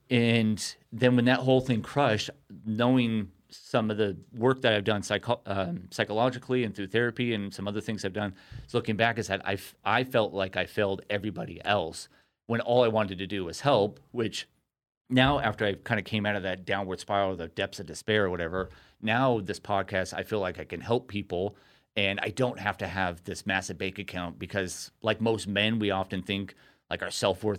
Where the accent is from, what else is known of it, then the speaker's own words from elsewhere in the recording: Costa Mesa, California, United States; also born or lived in Newport Beach; Yeah, so grew up in Costa Mesa, Newport Beach, my whole entire life